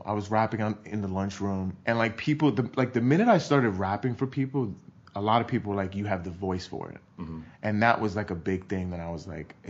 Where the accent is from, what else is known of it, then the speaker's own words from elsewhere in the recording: New York City, New York, United States; because I grew up in New York